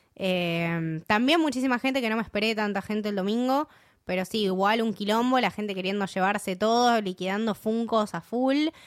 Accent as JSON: {"language": "Spanish", "country": "Argentina", "said": "soy Argentina"}